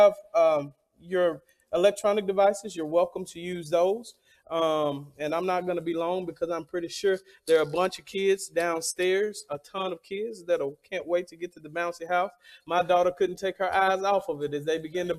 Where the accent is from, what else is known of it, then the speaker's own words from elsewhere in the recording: the South, United States; I'm from the South